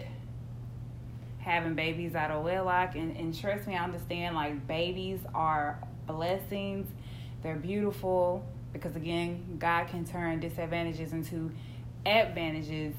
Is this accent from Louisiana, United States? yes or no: no; Houston, Texas, United States; We're from Houston